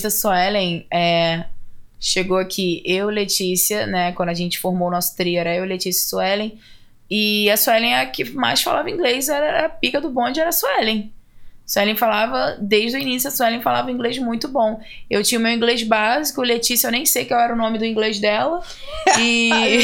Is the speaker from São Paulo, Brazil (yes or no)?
no; Belford Roxo, Rio de Janeiro, Brazil; moved away as an adult; also born or lived in Seattle; now in United States; eu sou do Rio. Né? Eu poderia botar Belfort Roxo